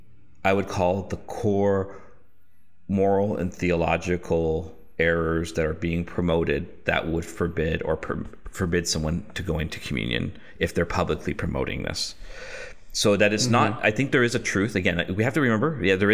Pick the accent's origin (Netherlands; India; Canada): Canada; I'm a Canadian